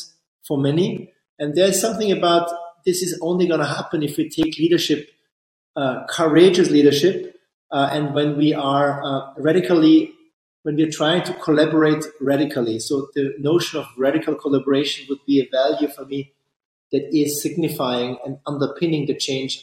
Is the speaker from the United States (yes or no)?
no; Austria; I'm from Austria